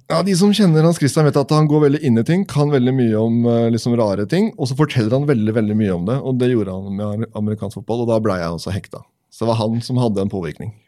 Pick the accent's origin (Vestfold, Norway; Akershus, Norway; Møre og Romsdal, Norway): Vestfold, Norway; Tønsberg; vi hadde et fantastisk miljø når jeg vokste opp i, i Tønsberg.